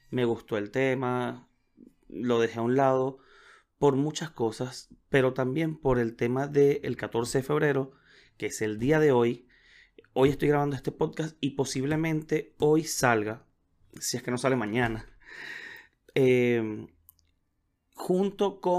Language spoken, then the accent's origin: Spanish; Venezuela; now in Chile; tuve que viajar, me fui de, de Venezuela, los que me conocen saben que estoy viviendo en Chile